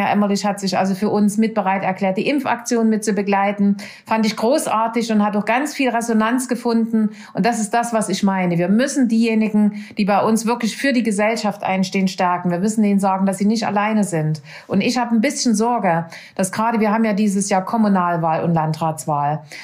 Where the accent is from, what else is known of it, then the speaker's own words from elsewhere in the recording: Saxony, Germany; also born or lived in Nordhausen, Thuringia; Ich bin nicht aus dem Schulalter nach Sachsen gekommen, sondern nach vier Wochen nach meiner Geburt.